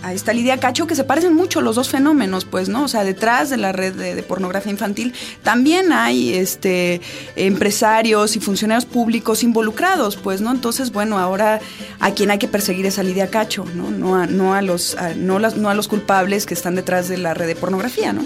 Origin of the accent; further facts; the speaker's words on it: Chihuahua, Mexico; yo soy de Chihuahua